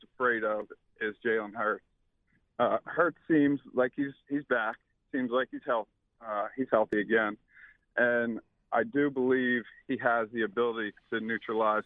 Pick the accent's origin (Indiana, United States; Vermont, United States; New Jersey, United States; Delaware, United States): Delaware, United States; I'm from Delaware.